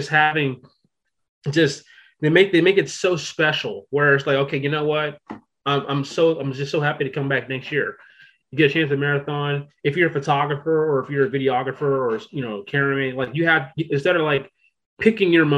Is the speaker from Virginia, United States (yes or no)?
yes; Virginia, United States; I'm from Virginia